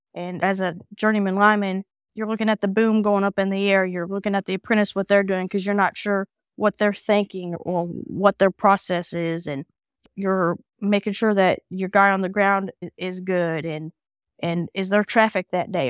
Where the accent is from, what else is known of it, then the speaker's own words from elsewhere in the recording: Kansas City, Missouri, United States; moved away as an adult; now in Illinois, United States; I am originally from Kansas City